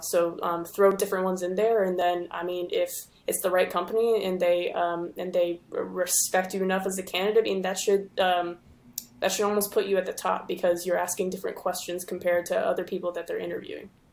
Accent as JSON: {"language": "English", "town": "Houston", "region": "Texas", "country": "United States", "also_born_or_lived": "Denton, Texas", "said": "I'm originally from Houston."}